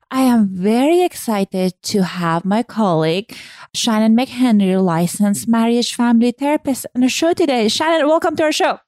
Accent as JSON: {"language": "English", "country": "Iran", "tie": "born or raised there", "moved": "yes", "said": "Growing up in Iran"}